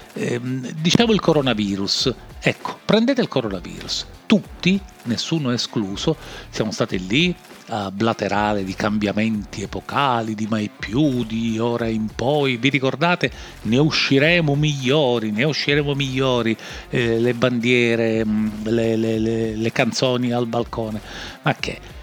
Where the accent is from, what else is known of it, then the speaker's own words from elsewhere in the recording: Sicily, Italy; accent: Sicilian; questo accento siciliano, eh, perché sono siciliano